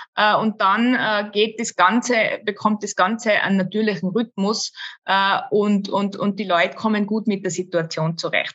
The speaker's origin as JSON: {"language": "German", "region": "Tyrol", "country": "Austria", "also_born_or_lived": "Innsbruck", "said": "bei uns in Tirol"}